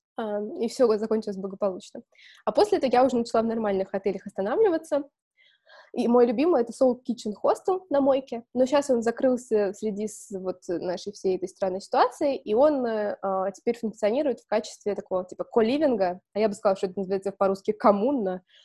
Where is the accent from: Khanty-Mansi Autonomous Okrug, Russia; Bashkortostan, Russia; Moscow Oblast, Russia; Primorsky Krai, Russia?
Moscow Oblast, Russia; Balashikha; Я выросла в Балашихе, то есть в Подмосковье